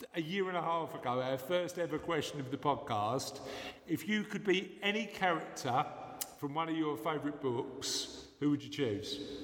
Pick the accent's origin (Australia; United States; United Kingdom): United Kingdom; London; I was born and bred in London